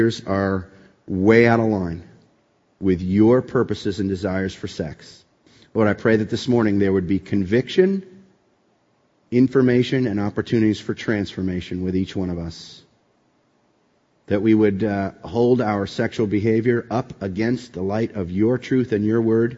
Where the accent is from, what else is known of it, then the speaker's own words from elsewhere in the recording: East Coast, United States; also born or lived in Boston, Massachusetts; I grew up on the East Coast, went to school at Boston College